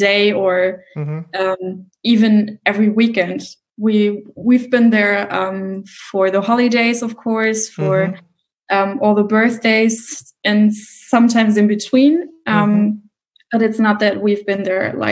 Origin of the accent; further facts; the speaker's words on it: Mosel region, Rhineland-Palatinate, Germany; now in Cologne, Germany; I come from the Mosel region.